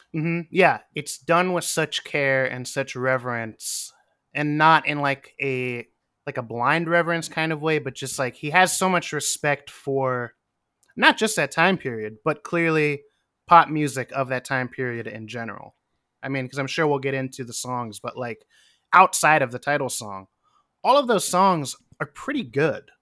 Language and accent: English; Western Pennsylvania, United States; now in New York, United States; I'm from Western Pennsylvania, also like a 90 minute drive from Erie.